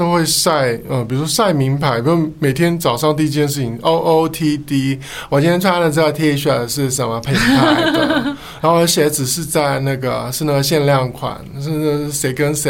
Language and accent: Chinese; southern Taiwan, Taiwan; now in Taipei, Taiwan; 像我们这样子从南部来到台北发展的青年，嗯、我们现在已经变中年了。